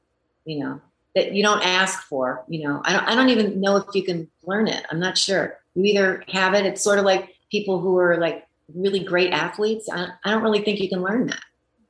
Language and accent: English; France; I had a girlfriend when I was growing up in France. This was in rural France, where my mother is from, where I would spend my holidays and part of the school year when my parents weren't getting along.